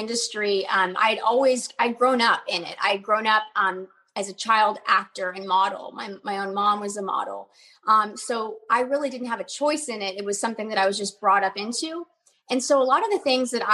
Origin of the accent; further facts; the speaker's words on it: Dallas, Texas, United States; my hometown of Dallas, Texas